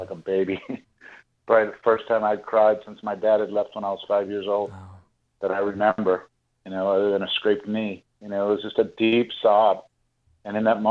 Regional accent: Pittsburgh, Pennsylvania, United States; I grew up in the Catholic Church, and I was my family, we were all born in Pittsburgh, Pennsylvania.

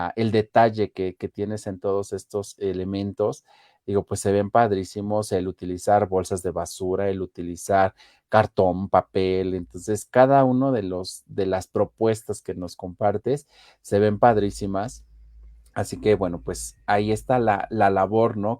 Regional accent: Mexico; somos de aquí de México

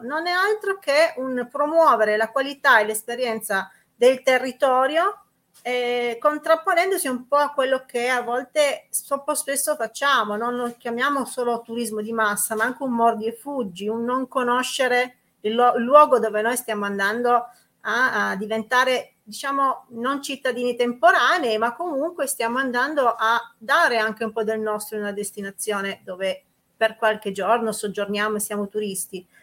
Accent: Susa Valley, Piedmont, Italy; territori del cuore, quelli dove sei cresciuta

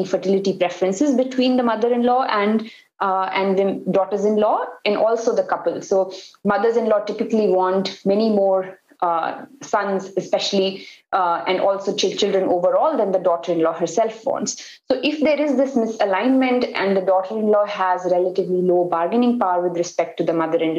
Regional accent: North India, India; first language Hindi; English is a second language; I am from North India, so Hindi is my mother tongue

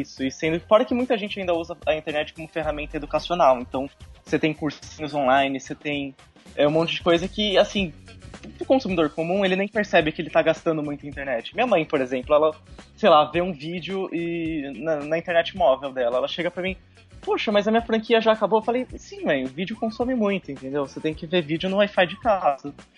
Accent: Bauru, São Paulo, Brazil; eu sou de Bauru, mas estou aqui em Tupã

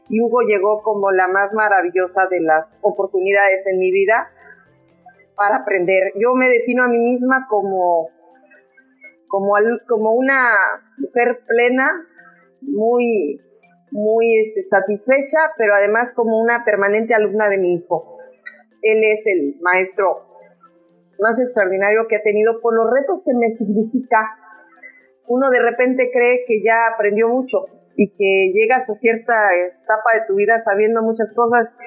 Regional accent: Mexico City, Mexico; moved away as an adult; now in Mérida, Mexico; Llevo radicando en, en Mérida cuatro años, siete meses. Soy originaria de la Ciudad de México

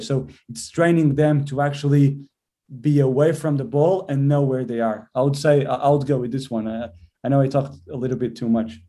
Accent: Portugal; moved away as an adult; also born or lived in England; now in Birmingham, United Kingdom; I'm from Portugal

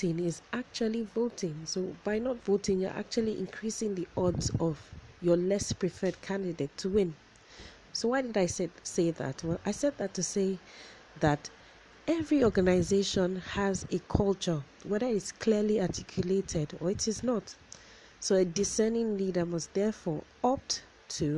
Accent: Nigeria; being a Nigerian, we like a lot of all these adages and sayings

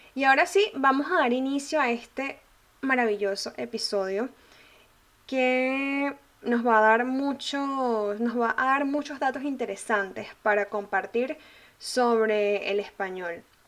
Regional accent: Venezuela; yo soy venezolana

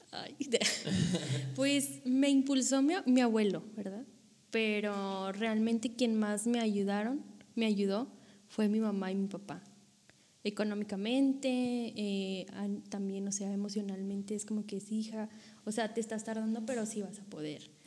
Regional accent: Monterrey, Nuevo León, Mexico; moved away as an adult; now in Coahuila, Mexico; yo soy originaria de Monterrey, Nuevo León

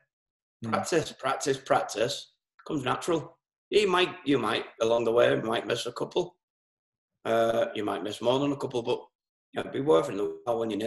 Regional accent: Merseyside, North West England, United Kingdom; I'm born and bred in Merseyside, which it took over Lancashire just before I was born.

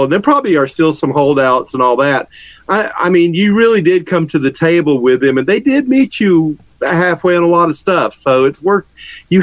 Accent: Georgia, United States; accent: Southern; I'm in Atlanta. I grew up, I'm a Georgia boy.

